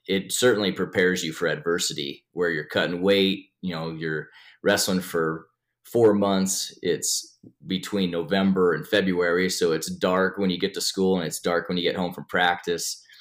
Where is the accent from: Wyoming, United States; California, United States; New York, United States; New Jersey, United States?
Wyoming, United States; Sheridan; also born or lived in Rozet, Wyoming; born and raised in Sheridan, Wyoming